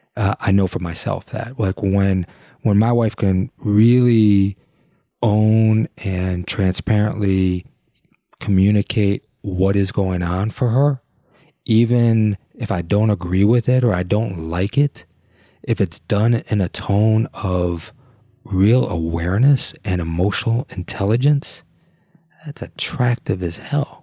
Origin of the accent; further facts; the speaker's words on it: Detroit, Michigan, United States; growing up in Detroit